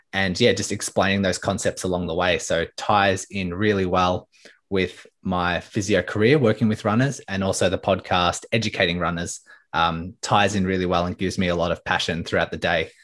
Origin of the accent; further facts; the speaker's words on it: Melbourne, Victoria, Australia; So I'm from Melbourne, Australia